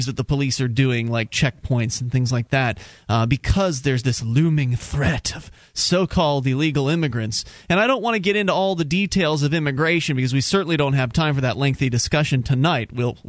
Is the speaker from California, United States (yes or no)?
no; Florida, United States; moved away as an adult; now in New Hampshire, United States; We're Florida natives.